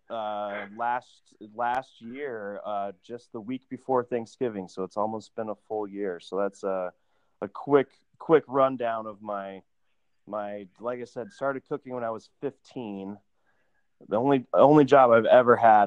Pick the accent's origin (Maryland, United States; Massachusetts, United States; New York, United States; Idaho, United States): Idaho, United States; Boise; now in Salt Lake City, United States; I grew up in Boise, Idaho, and at 15, my mom was like, get a job